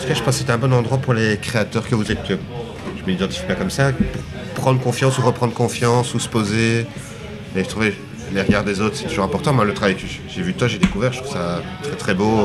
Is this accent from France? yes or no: no; Belgium; en tant que Belge